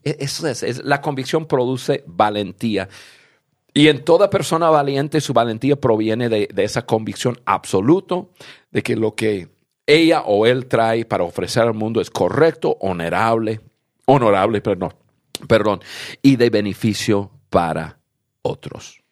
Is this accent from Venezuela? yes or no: no; United States; yo nací en Estados Unidos